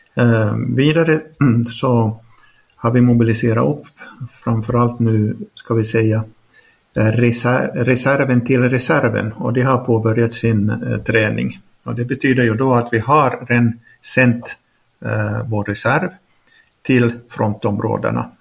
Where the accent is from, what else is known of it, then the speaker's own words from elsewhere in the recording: Finland; first language Swedish; also born or lived in Norway; now in Ukraine; Finskt passport, svenskt modersmål